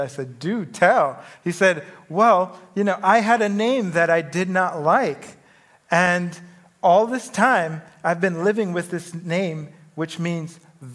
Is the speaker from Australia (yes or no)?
no; Jamaica; moved away; I grew up in the Caribbean in Jamaica